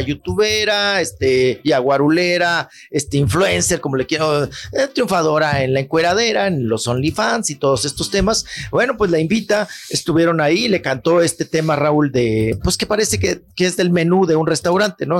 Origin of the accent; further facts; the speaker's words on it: Chihuahua, Mexico; estoy acá en el estado grande, estoy en mi tierra, en Chihuahua